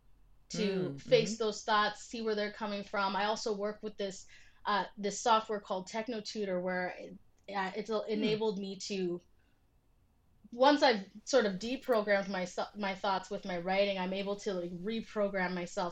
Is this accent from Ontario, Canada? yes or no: no; Vancouver, British Columbia, Canada; I grew up in Vancouver where there's not a ton of black people